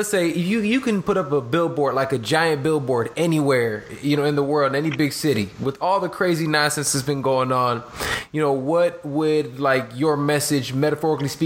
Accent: Chicago, Illinois, United States; I'm from Chicago

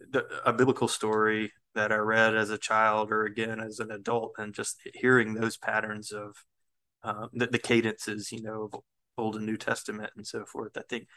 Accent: the South, United States; I think being a Southerner naturally requires having two conflicting ideas in your head at one time, right? You know, that this sort of, in the South, for example, we always feel like we're being pulled back into some sort of toxic thing

